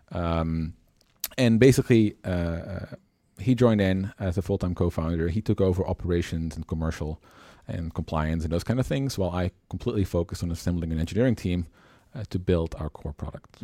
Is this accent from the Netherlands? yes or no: yes; Netherlands; born and raised in the Netherlands, traveled a lot through Europe, uh, and the rest of the world